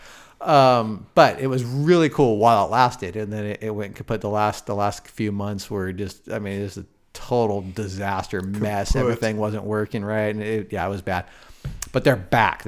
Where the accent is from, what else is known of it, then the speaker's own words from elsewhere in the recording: Seattle, Washington, United States; also born or lived in Glendora, California; I moved when I was like 6, though. So, I mean, I've been here a really long time